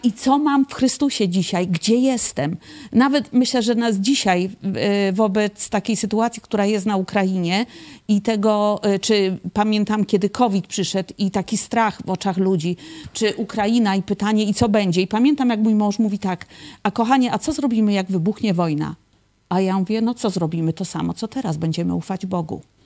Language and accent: Polish; Poland; also born or lived in Kraków; ja pochodzę z takiej typowej, religijnej polskiej rodziny